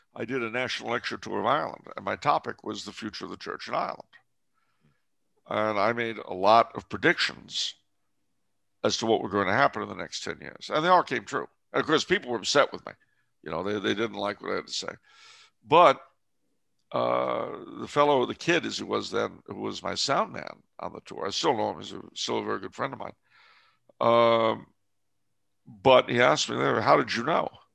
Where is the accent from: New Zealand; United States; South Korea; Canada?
Canada; I'm French Canadian